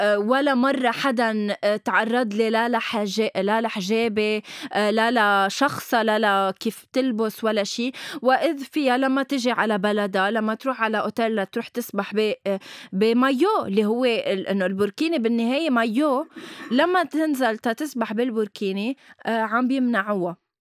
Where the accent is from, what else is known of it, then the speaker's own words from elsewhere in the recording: Lebanon; نحن عندنا شيء بلبنان